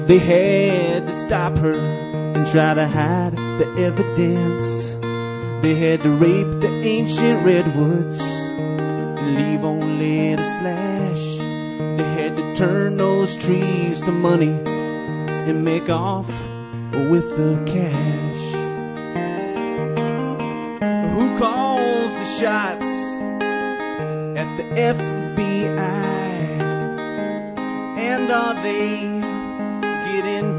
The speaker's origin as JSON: {"language": "English", "region": "Northern California", "country": "United States", "moved": "as an adult", "lives_now": "Alberta, Canada", "said": "I'm from Northern California"}